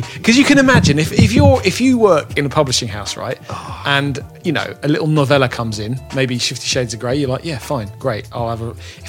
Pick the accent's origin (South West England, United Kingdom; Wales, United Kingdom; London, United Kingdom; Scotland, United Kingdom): London, United Kingdom; I was born and raised in London